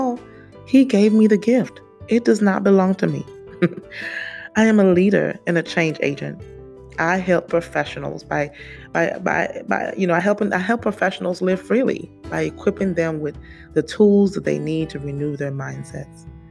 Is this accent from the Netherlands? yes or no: no; St. Lucia; I was born in the Caribbean, for those of you who don't know, St. Lucia to be exact